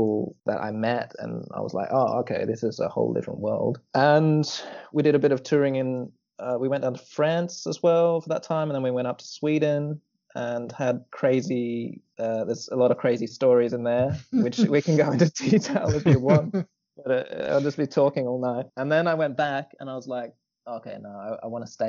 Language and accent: English; New South Wales, Australia; moved away as an adult; also born or lived in Newcastle, New South Wales / Melbourne / London; now in Hamburg, Germany; I grew up in the countryside of New South Wales in Australia, in a really small town. And then my family moved to Newcastle, which is 2 hours north of Sydney.